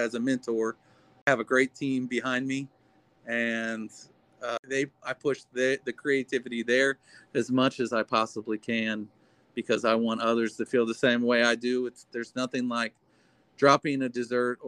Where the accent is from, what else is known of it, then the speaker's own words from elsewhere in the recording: Oxford, Ohio, United States; also born or lived in Cincinnati, Ohio; I grew up in Oxford, Ohio.